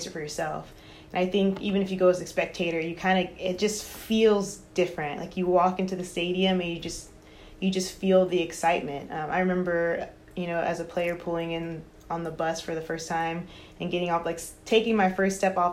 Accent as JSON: {"language": "English", "town": "Houston", "region": "Texas", "country": "United States", "tie": "born or raised there", "said": "I grew up in Houston. So born and raised there"}